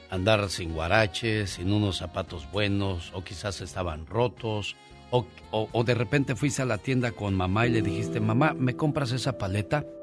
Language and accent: Spanish; Torreón, Coahuila, Mexico; now in Ciudad Juárez, Mexico; Soy de Torreón. Tengo viviendo en Ciudad Juárez desde el 86.